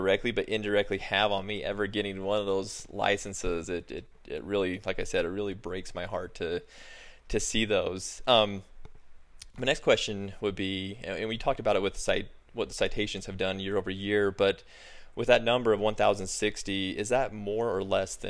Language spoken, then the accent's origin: English; Utah, United States; I was born and raised in Utah